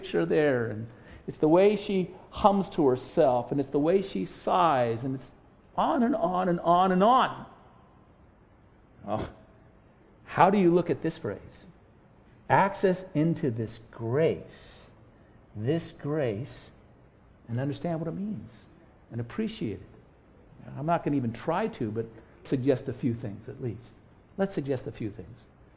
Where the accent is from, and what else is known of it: United States